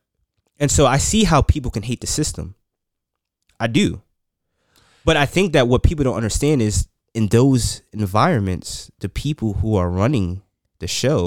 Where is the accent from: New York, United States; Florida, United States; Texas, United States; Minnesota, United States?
New York, United States; So, like being a like, for example, an inner city kid. Growing up in New York, I see neighborhoods still segregated.